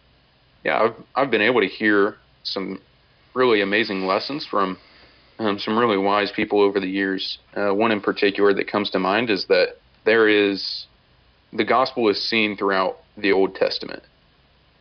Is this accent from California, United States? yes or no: no; Muskogee, Oklahoma, United States; I'm from Muskogee, Oklahoma